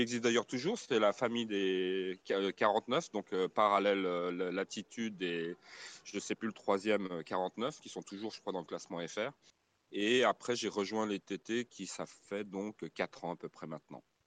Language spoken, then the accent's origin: French; Switzerland; moi-même je suis de Suisse.